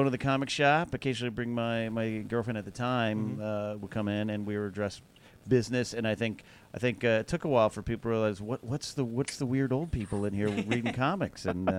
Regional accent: San Luis Obispo, California, United States; also born or lived in Orange, California; I was 7 years old at a theater in San Luis Obispo, California, my hometown, where we moved around 82.

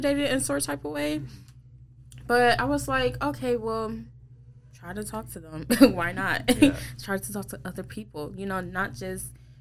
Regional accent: River Rouge, Michigan, United States; I went to River Rouge, Michigan

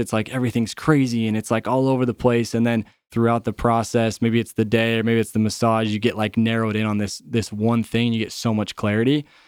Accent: Utah, United States; I grew up in Utah

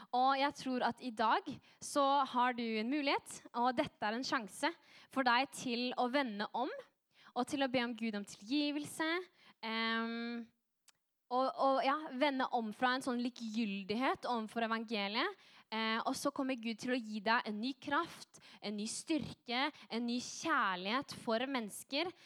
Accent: Norway; also born or lived in France; Jeg er nordmann

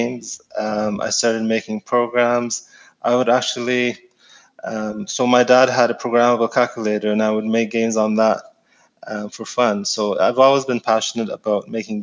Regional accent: Egypt; moved away; I'm from Egypt, so I grew up in Egypt.

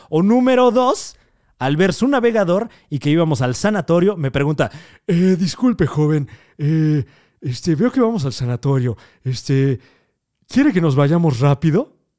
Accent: Mexico

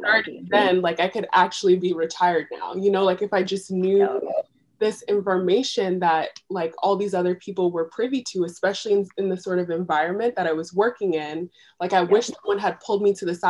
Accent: New York City, New York, United States; moved away as an adult; now in Philadelphia, United States; I was born and raised in New York City.

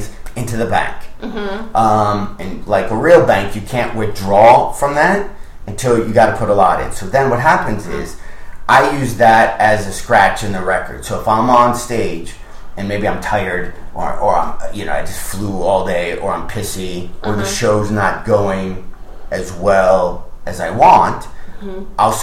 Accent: Michigan, United States; I'm from Michigan.

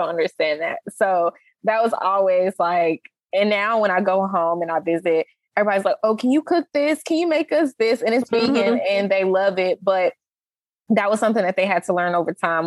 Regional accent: Charlotte, North Carolina, United States; moved away as an adult; also born or lived in Michigan; now in Texas, United States; I grew up in Charlotte, North Carolina

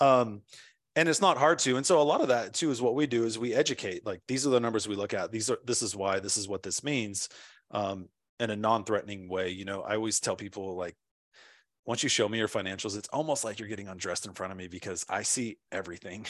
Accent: California, United States; also born or lived in Washington, D.C.; now in Nashville, United States; I'm originally from California.

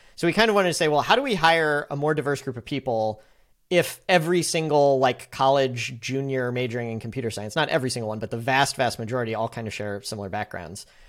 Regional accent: St. Louis, Missouri, United States; also born or lived in San Francisco; I am from St. Louis, but I was not planning on moving back

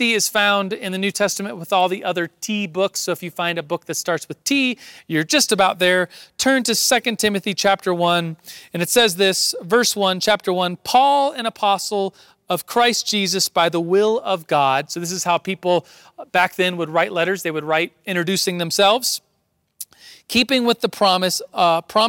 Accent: Colorado, United States; I'm from Colorado

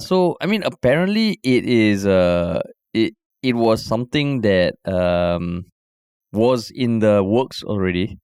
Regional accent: Singapore

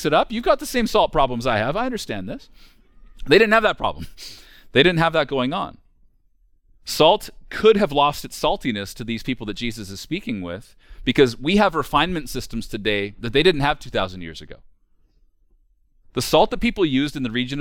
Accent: rural central Alberta, Canada; We're from rural central Alberta. We're from a very small town, even on the scale of rural communities, which means that I grew up as one of the only kids from town, which was a town of 700

